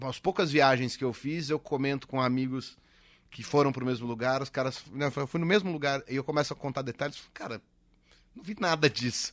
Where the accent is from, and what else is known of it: Piracaia, São Paulo, Brazil